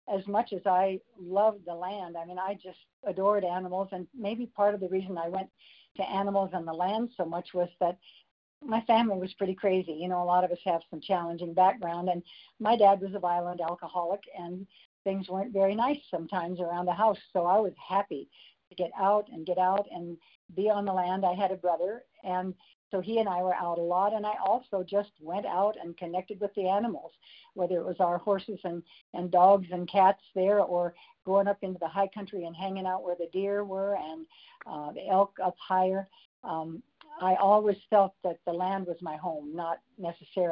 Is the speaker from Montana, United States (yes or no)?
yes; Crow Reservation, southeastern Montana, United States; moved away as an adult; also born or lived in Europe; I was raised on the Crow Reservation in southeastern Montana on my dad's original Indian allotment.